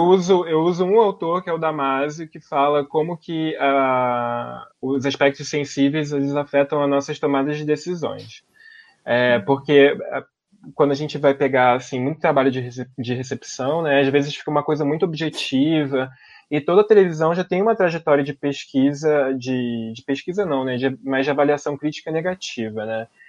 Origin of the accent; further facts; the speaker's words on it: Brazil; como brasileiro, como uma pessoa localizada no Brasil